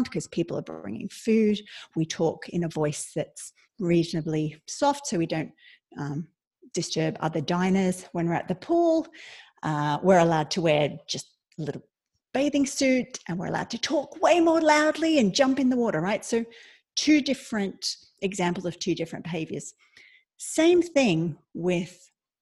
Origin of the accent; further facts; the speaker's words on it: Australia; moved away as an adult; now in Ireland; I'm Australian, but I lived in Ireland 20 years